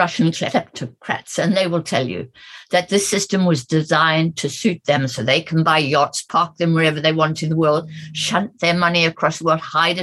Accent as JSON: {"language": "English", "country": "South Africa", "tie": "born or raised there", "moved": "yes", "said": "I'm an African, I grew up in South Africa"}